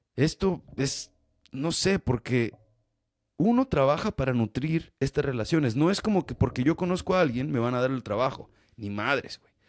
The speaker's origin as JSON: {"language": "Spanish", "country": "Mexico", "said": "soy mexicano"}